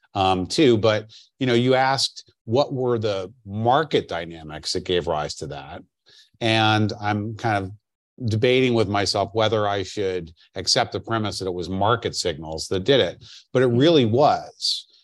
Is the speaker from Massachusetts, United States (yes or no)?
no; New York, United States; as a New Yorker